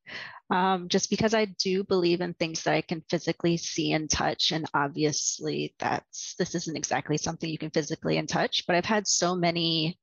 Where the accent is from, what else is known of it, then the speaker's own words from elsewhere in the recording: eastern Virginia, United States; moved away as an adult; now in New York, United States; I'm originally from Virginia, the very eastern part of it, around like the Jamestown settlement area, Jamestown, Yorktown, William and Mary, that kind of area